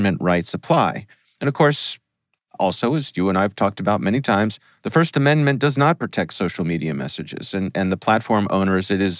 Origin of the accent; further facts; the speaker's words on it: Columbia, Maryland, United States; my hometown, Columbia, Maryland